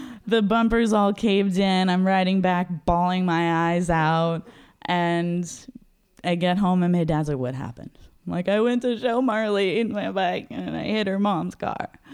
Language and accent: English; Los Angeles, California, United States; moved away as an adult; also born or lived in Seattle; I grew up in Los Angeles